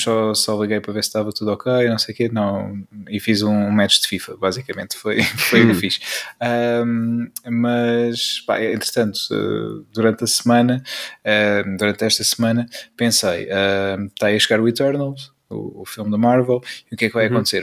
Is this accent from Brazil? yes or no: no; Peniche, Centro, Portugal; sou natural, natural de, uh, de Peniche